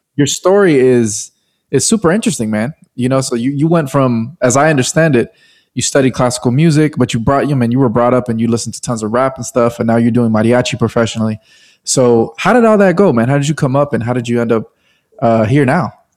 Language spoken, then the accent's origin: English; Bay Area, California, United States; from the Bay Area, my hometown.